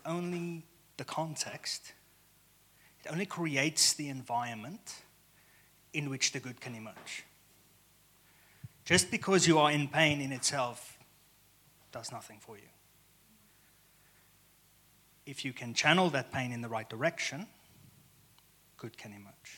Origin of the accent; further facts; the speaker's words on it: South Africa; moved away as an adult; also born or lived in Stellenbosch, South Africa; now in United States; I am South African